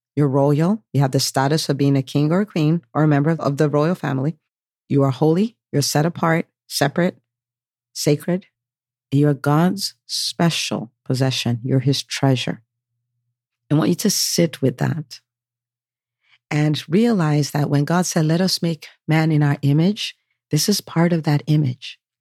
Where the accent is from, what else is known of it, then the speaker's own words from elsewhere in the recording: United States; I am American by birth. My parents are from Nigeria, so I'm Nigerian